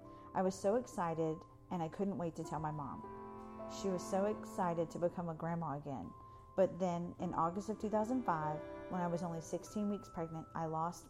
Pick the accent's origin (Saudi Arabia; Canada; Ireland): Saudi Arabia; I grew up in Saudi Arabia where my dad worked. Because of our cultural and geographical isolation, my mom and I were instant best friends.